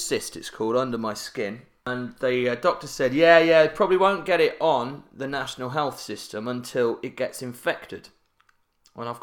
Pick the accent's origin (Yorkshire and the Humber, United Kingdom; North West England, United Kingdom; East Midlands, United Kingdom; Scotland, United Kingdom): Yorkshire and the Humber, United Kingdom; Barnsley; I'm from Barnsley, and basically we're taught to get as much value from every deal